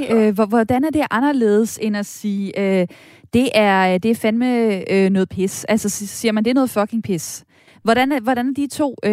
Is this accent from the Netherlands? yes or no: no; France; Danish is a second language; jeg banner på fransk, fordi jeg er franskmand.